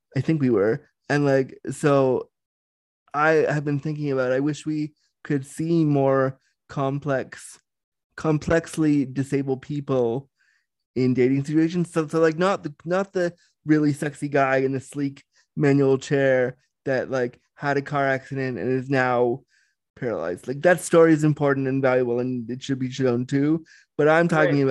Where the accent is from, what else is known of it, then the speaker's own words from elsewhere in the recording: Canada; I'm Canadian